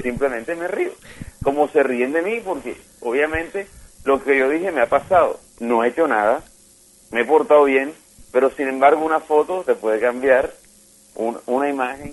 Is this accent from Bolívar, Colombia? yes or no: yes; Cartagena, Bolívar, Colombia; Yo soy cartagenero